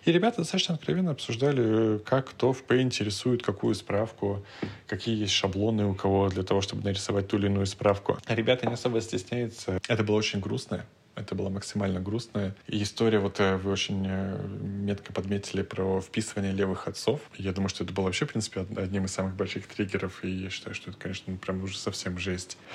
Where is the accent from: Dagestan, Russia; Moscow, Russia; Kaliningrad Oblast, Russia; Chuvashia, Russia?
Moscow, Russia; мы из России, мы из Москвы